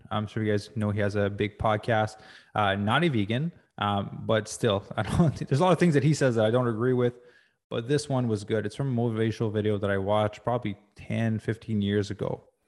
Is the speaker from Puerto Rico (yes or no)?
no; Quebec, Canada; now in Los Angeles, United States; growing up in Quebec